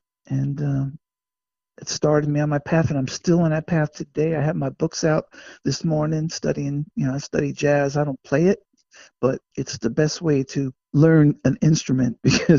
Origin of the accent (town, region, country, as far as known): Passaic, New Jersey, United States; born or raised there